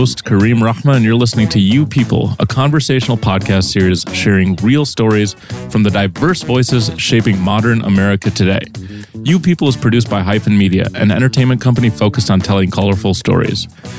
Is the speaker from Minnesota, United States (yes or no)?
yes; Minnesota, United States; I never really got that experience because I pretty much grew up in Minnesota.